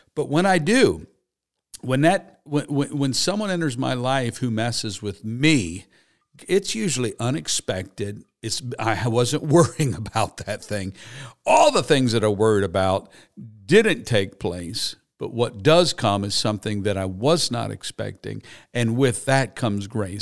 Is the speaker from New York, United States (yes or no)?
no; Harrisburg, Pennsylvania, United States; I grew up in Harrisburg, Pennsylvania.